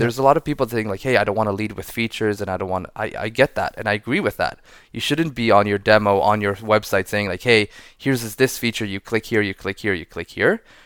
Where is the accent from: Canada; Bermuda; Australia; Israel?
Israel; moved away as an adult; now in San Francisco, United States; I'm, uh, born and raised in Israel, living in San Francisco for eight years now.